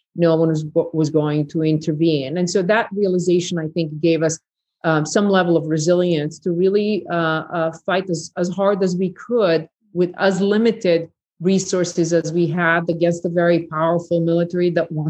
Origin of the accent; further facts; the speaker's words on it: Bihać, Federation of Bosnia and Herzegovina, Bosnia & Herzegovina; English is a second language; there were conversations that my hometown of Bihać was the next safe area that would do the same. And once we in Bihać Pocket realized that genocide occurred in Srebrenica